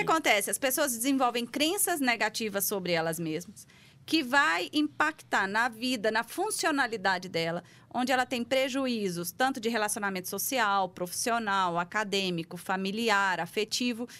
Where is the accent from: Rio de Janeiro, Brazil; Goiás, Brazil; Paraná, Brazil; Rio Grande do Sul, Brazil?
Goiás, Brazil; moved away as an adult; also born or lived in Goiânia; now in São Paulo, Brazil; há cinco anos em São Paulo, mas sou de Goiás